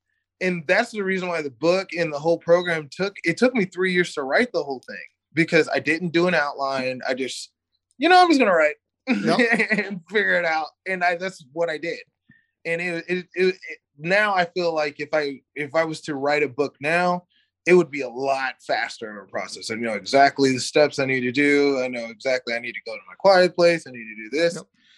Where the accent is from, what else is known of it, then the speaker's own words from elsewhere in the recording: Missouri, United States; also born or lived in North Carolina; now in Sacramento, United States; So I come from like a small town in Missouri to like the hood.